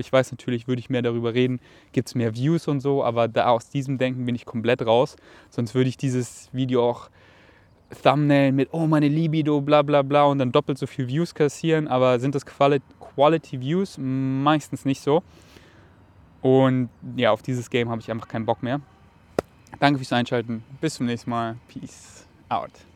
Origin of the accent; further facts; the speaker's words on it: Germany; dass mich Deutschland mit Stolz erfüllt und einfach meine Heimat darstellt weil ich hier halt einfach so viel erlebt habe, dass es wirklich meine Heimat ist